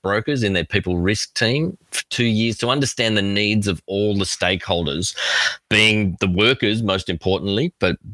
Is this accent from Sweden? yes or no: no; Australia; accent: Australian; I am Australian.